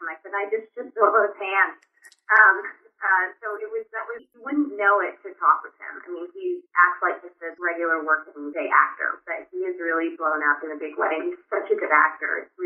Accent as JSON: {"language": "English", "area": "Cumberland County", "region": "Tennessee", "country": "United States", "tie": "born or raised there", "said": "I grew up in a very small town on top of a mountain, and the only theater for 100 miles was in my hometown. It was called the Cumberland County Playhouse."}